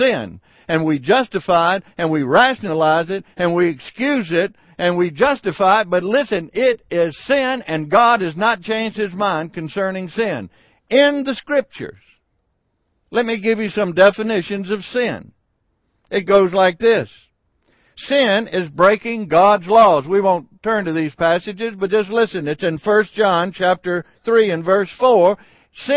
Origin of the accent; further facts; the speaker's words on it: Sardis, Mississippi, United States; the little town that I grew up in Sardis, Mississippi